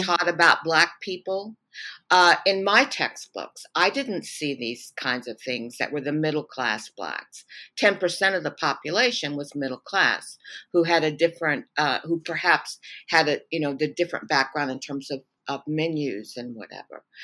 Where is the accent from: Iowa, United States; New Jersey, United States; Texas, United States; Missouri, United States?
Missouri, United States; I grew up in Missouri